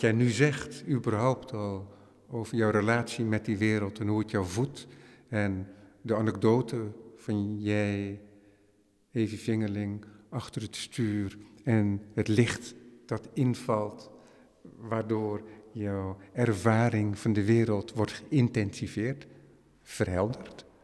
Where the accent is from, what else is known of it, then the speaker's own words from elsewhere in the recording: Netherlands; wij als Hollander